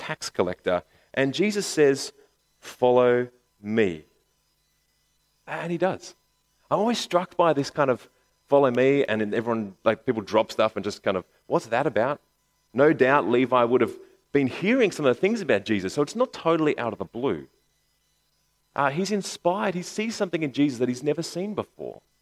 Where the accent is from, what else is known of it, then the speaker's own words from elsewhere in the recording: Bankstown, New South Wales, Australia; I grew up in Bankstown